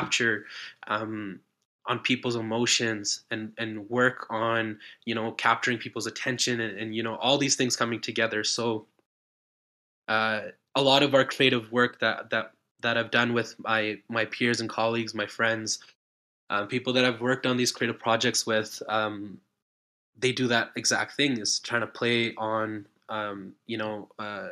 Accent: Calgary, Alberta, Canada; moved away as an adult; also born or lived in Ontario; now in British Columbia, Canada; I grew up in Calgary. I'm living in BC

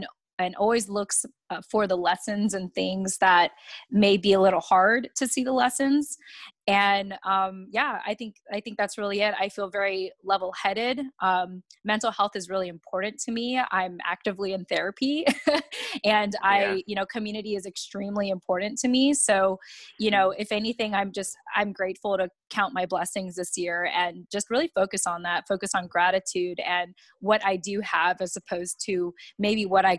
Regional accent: Yokosuka, Kanagawa, Japan; born there; And I was born in Japan in the naval base, Yokosuka Naval Base specifically, and as an American.

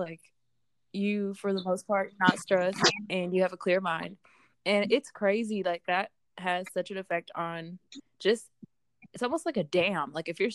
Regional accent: Jackson, Mississippi, United States; we are from Jackson, Mississippi

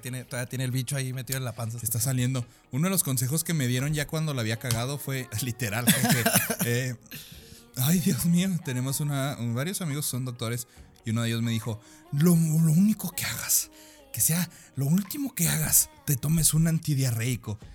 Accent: Sonora, Mexico; also born or lived in Nogales; now in Chihuahua, Mexico; Soy de Sonora

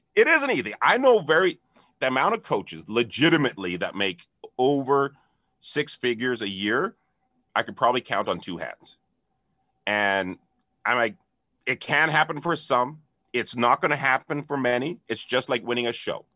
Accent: Canada; being Canadian

